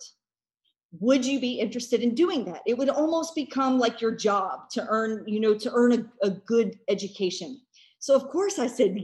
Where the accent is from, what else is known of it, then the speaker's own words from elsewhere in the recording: United States; as an American